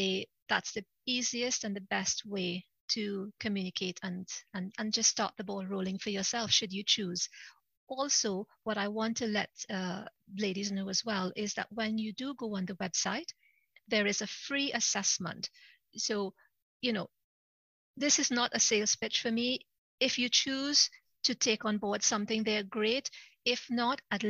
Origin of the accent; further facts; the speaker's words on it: Trinidad & Tobago; moved away as an adult; now in United Kingdom; I'm originally from Trinidad. It's the most southern of all the Caribbean islands, just above Venezuela. So I'm originally from Trinidad, but I came over to the UK to work and I've been here ever since. But Trinidad is my country of birth.